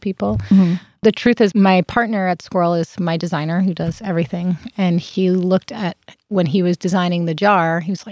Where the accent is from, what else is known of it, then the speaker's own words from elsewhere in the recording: Long Beach, California, United States; also born or lived in Greenpoint, Brooklyn, New York; now in Los Angeles, United States; I'm from Long Beach, but I moved from Greenpoint.